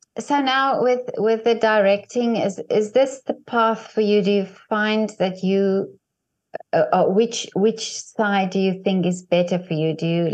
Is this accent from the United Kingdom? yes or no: no; South Africa; first language Afrikaans; English is a second language; not even English is my first language, Afrikaans is my first language, but I do find that I can express myself better in Afrikaans